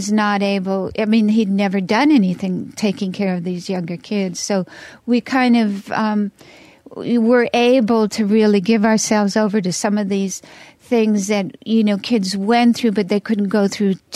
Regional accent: Los Angeles, California, United States; also born or lived in Spain; I'm from Hollywood

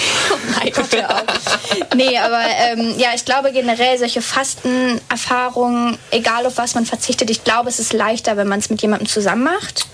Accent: Northern Germany, Germany; ich komme eigentlich aus dem Norden

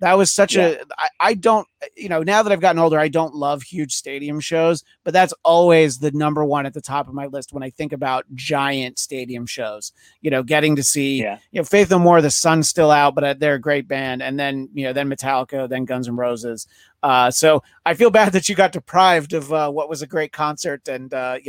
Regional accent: New York, United States; As I referenced, I'm from New York.

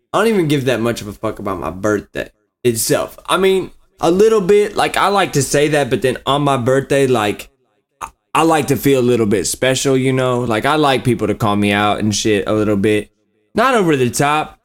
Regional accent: Warsaw, Indiana, United States; born or raised there; moved away

